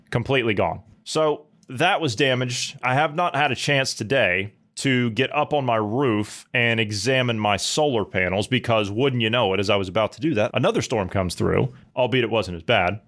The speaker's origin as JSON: {"language": "English", "region": "Mid-Ohio Valley", "country": "United States", "tie": "born or raised there", "said": "I come from the Mid-Ohio Valley natively"}